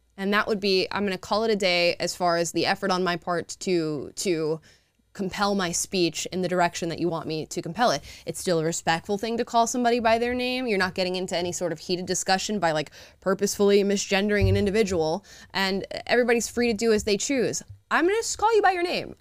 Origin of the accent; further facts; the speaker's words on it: Florida, United States; now in California, United States; I'm from Florida